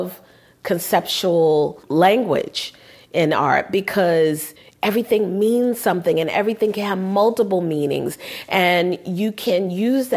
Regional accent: New York, United States; My parents are Southern, but I was born here in New York

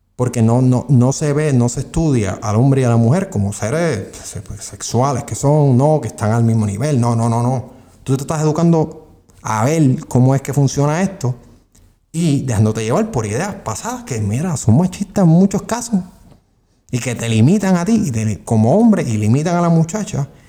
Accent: Puerto Rico; somos Estado Libre Asociado de Puerto Rico

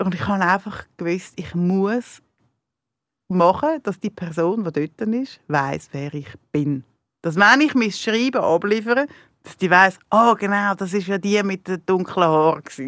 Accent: near Zurich, Switzerland; ich bin nicht in der Stadt selber aufgewachsen, ich bin auf dem Berg, auf dem Grokhausen aufgewachsen

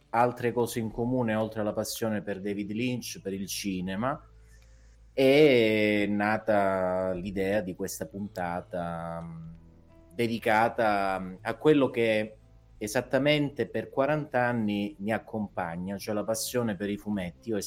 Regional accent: Calabria, Italy; Ehm, sì, sono calabrese, ma questo diciamo poco interesserà chi ci ascolta.

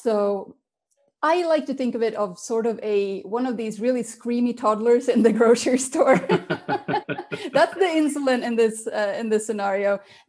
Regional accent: Finland; English is a second language; also born or lived in Sweden / London / Berlin; now in Switzerland; I was born in Sweden. I am half Swedish, half Finnish. So then after a while, we moved to Finland. And then I moved to Switzerland when my father got a job here.

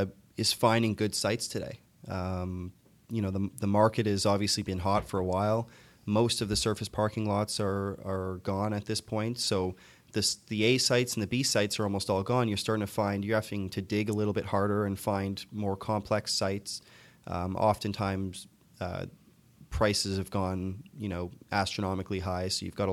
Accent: Toronto, Ontario, Canada; I'm from Toronto. Okay. I was born and raised in Scarborough.

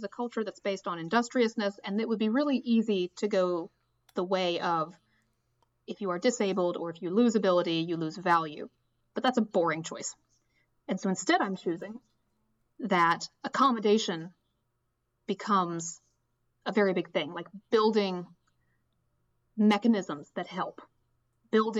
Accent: United States; I was born on the border county between Virginia and West Virginia

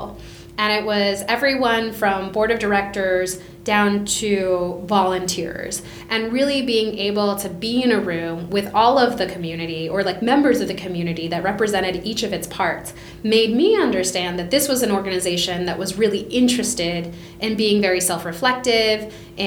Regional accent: Bethlehem, Pennsylvania, United States; moved away as an adult; also born or lived in New York City / Bogota, Colombia / Los Angeles; a theater company in my hometown of Bethlehem, Pennsylvania

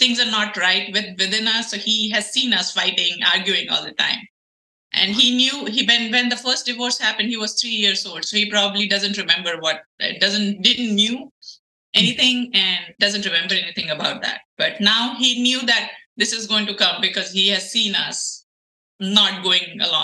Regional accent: India; moved away as an adult; now in United States; So I'm an Indian. I was born and raised in India. I got to the United States after I got married.

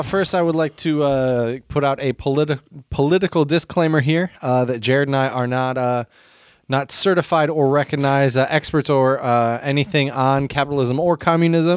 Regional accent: United States; as an American

